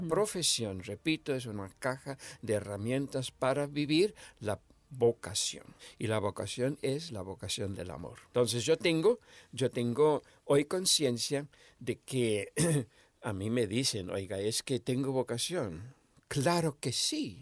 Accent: Misiones, Argentina; moved away; yo nací en Misiones, Argentina, en el 1946. Me crié en una familia grande

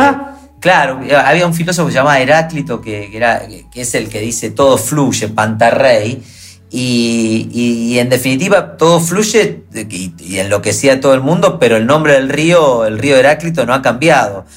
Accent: Rosario, Santa Fe, Argentina; soy de Rosario

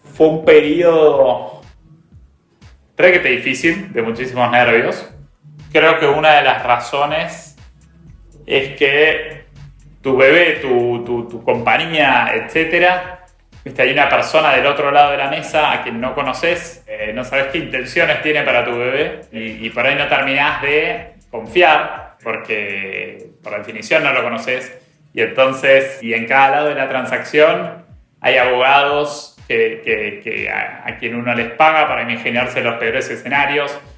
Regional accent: Argentina; los argentinos

